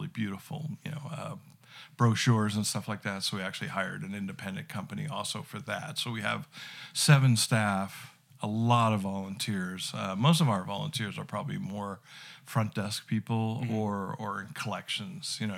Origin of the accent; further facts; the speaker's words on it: New Jersey, United States; also born or lived in Bozeman, Montana; now in Billings, United States; I'm originally from New Jersey